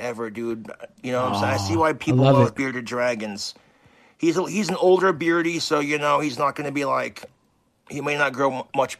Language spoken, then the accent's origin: English; Valley City, North Dakota, United States; all three of the dogs I had growing up in Valley City have now passed away.